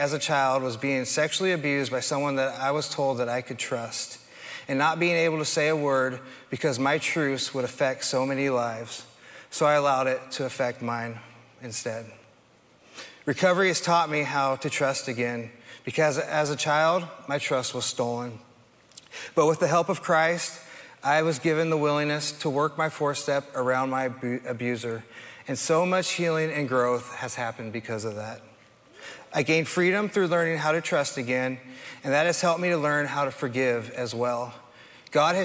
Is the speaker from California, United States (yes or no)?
yes; Hayward, California, United States; I was born in Hayward, California, to a loving mother who was forced to raise me on her own